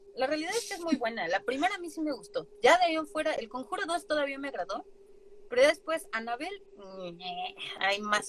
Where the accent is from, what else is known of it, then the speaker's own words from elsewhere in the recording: Mexico; mi país